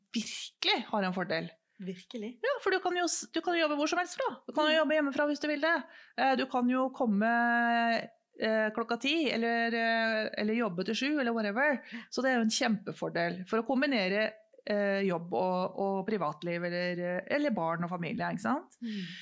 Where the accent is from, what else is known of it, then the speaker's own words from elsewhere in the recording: Norway; vi er to stykker fra Norge